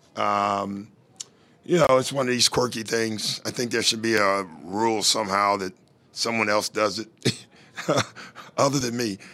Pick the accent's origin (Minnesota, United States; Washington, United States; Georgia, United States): Georgia, United States; Atlanta; moved away; I was living in Atlanta, where I'm from Atlanta